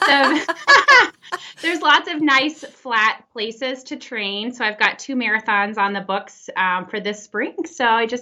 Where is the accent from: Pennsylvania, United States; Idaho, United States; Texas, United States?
Texas, United States; now in Oklahoma, United States; I'm from Texas originally